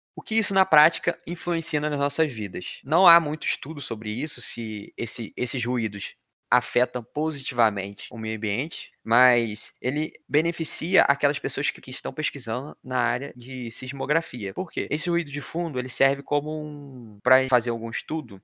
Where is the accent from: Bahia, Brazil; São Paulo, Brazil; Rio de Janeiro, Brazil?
Rio de Janeiro, Brazil; moved away; sou natural do Rio de Janeiro